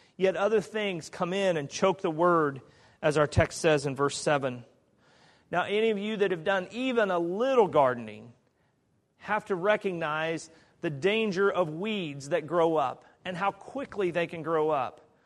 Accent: Kansas, United States; moved away; In Kansas, there's a beautiful area of the country. I think it's beautiful. That's my home state.

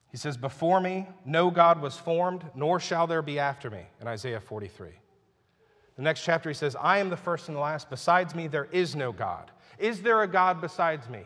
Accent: United States; I'm a Christian who happens to be an American citizen. And I'm very thankful I live here

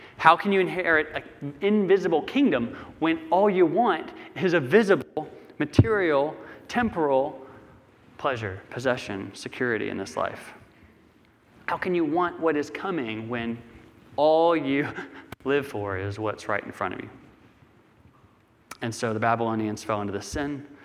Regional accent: United States; growing up in America

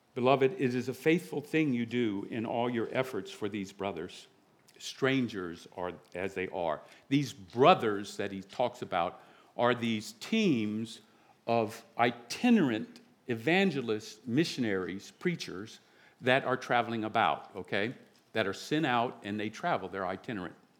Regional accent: the South, United States; now in South Jersey, United States; I'm from the South

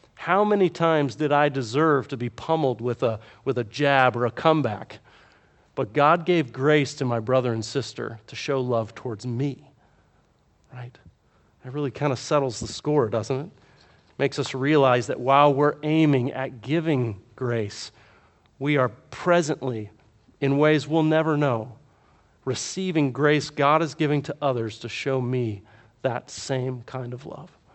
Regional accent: the South, United States; I grew up in the South, where there's a Baptist church on every corner.

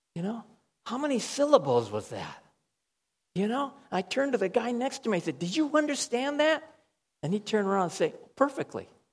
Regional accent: United States; moved away; I'll say, From America

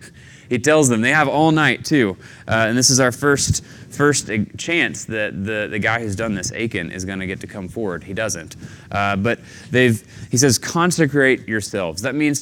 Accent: the South, United States; I'm from the South.

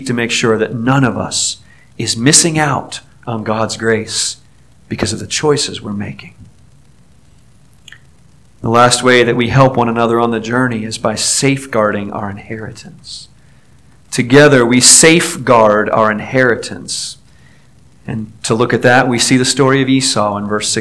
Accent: Newport News, Virginia, United States; I grew up in Newport News, Virginia

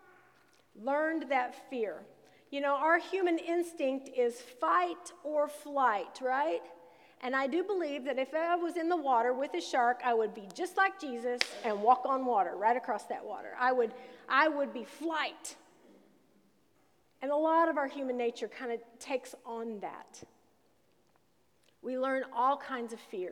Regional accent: Southern Illinois, United States; when I was growing up in Southern Illinois

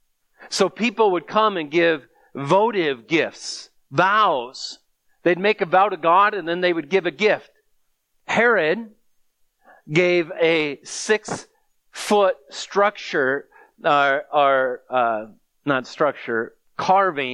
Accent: United States; as an American

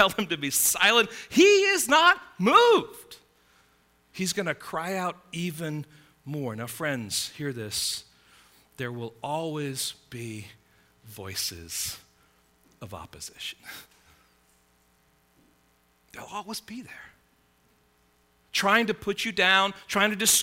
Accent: England, United Kingdom; moved away; I grew up in England

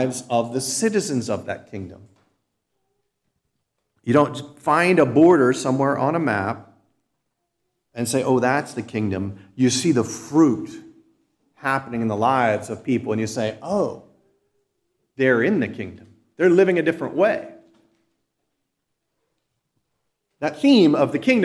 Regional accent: United States; a citizen born and raised in the United States of America

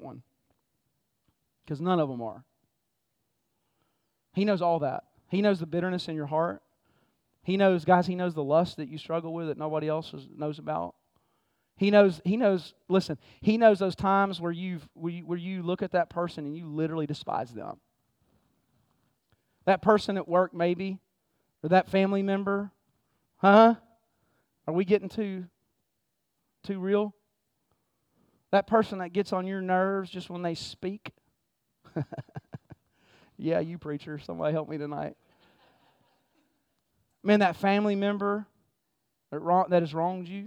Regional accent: Texas, United States; moved away; I grew up in Texas, man, and my dad was my hero

